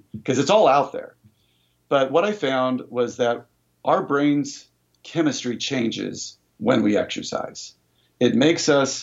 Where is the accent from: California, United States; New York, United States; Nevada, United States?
California, United States; Sacramento; I grew up here in Sacramento. I went to John F. Kennedy High School